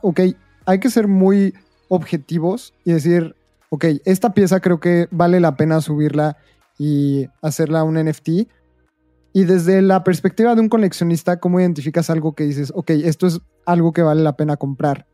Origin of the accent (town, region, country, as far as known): Mexico